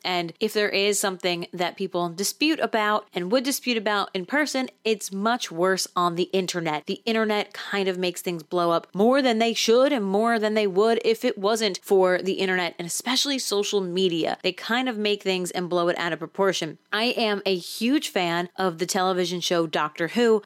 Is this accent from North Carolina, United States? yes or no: no; New Jersey, United States; I'm from New Jersey